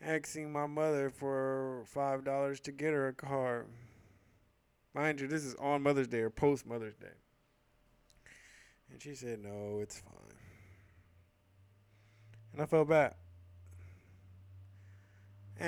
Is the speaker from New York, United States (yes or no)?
no; San Francisco, California, United States; I grew up in San Francisco pretty much my whole life, except for this one year we had moved out of town in seventh grade